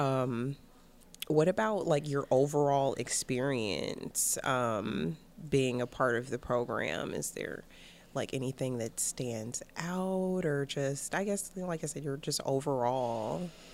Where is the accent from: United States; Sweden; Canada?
United States; Cleveland, Ohio; I'm originally from Cleveland, Ohio.